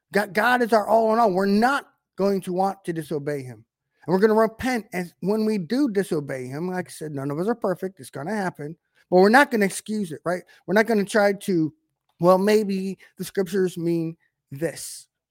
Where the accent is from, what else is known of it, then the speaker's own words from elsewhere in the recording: United States; we're in an American culture